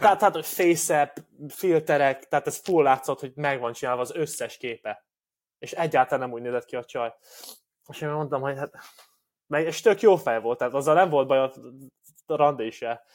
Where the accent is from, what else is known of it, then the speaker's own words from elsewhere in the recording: Hungary; két 27 eh, éves férfi, fehér magyar ember vagyunk